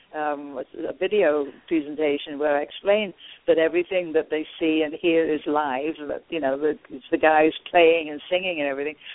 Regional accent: United Kingdom; I'm, I'm British

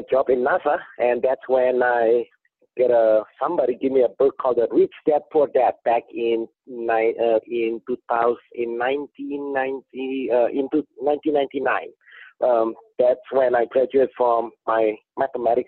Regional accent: Indonesia; English is a second language; moved away as an adult; now in California, United States; I didn't born here. I was born in Indonesia. They sent me to school here. I was an international student

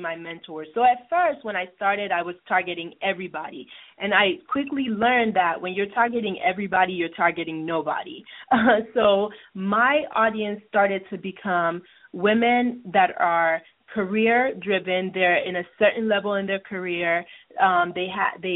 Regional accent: Nigeria; moved away; I grew up in Nigeria

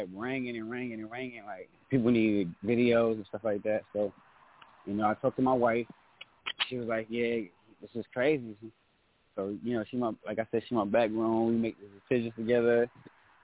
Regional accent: New York City, New York, United States; also born or lived in Columbia, South Carolina; now in Fayetteville, United States; I'm originally from Brooklyn, New York

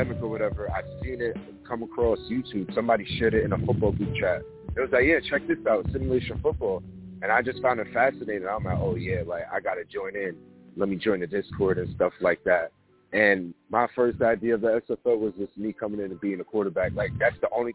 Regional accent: New York City, New York, United States; I'm from New York City, Queens

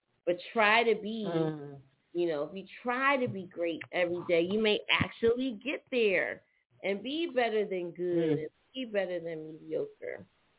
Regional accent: Philadelphia, Pennsylvania, United States; Well, one thing about Philly is when you're up top, it's just something about being up top, whether it's Philly, Jersey, New York.

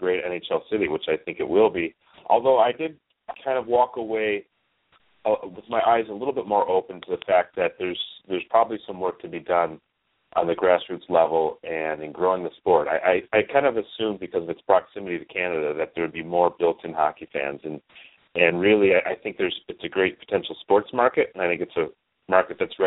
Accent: Detroit, Michigan, United States; also born or lived in Atlanta; I grew up in Detroit, in the Detroit area, so, I mean, naturally, in this area, you're exposed to a lot of hockey.

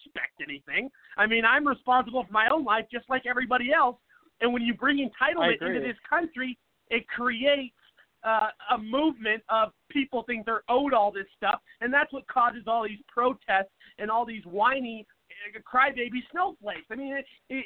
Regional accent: Seattle, Washington, United States; now in Phoenix, United States; I grew up in Seattle, which is very liberal

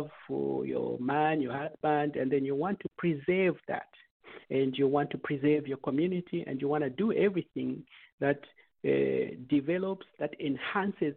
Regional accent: Zambia; now in United States; we come from Zambia, and we grow up in a culture and an environment

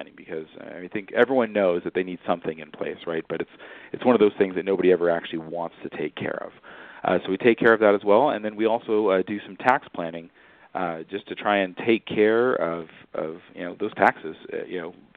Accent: California, United States; I grew up in California

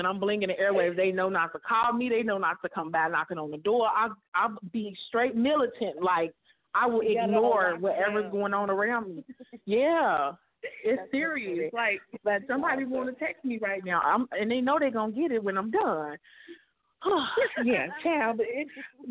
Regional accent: Chicago, Illinois, United States; moved away; also born or lived in Alabama; I'm from Chicago, so you know, we didn't have mountains in Chicago

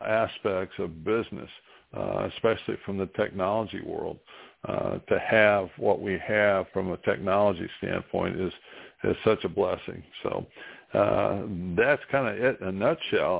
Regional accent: New Castle, Indiana, United States; in my hometown of Newcastle, Indiana, in East Central Indiana

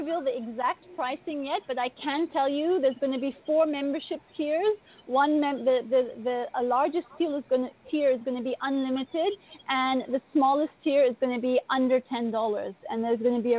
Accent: India; also born or lived in Asia; now in Bali, Indonesia; I grew up in India and Asia, and I'm currently living in Indonesia in Bali.

